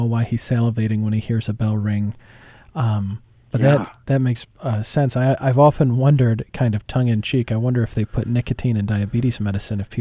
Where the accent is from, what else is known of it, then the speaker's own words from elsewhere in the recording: Michigan, United States; moved away; I'm from Michigan originally